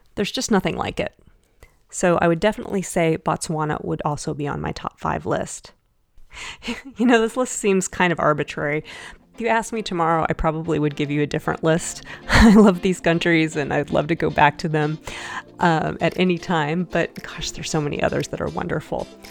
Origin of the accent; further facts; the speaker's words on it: United States; as an English speaker, as an American